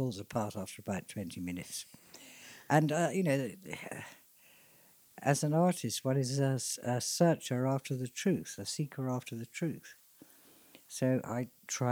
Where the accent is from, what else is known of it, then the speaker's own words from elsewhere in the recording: Hadleigh, East of England, United Kingdom; Hadley, where I grew up in Suffolk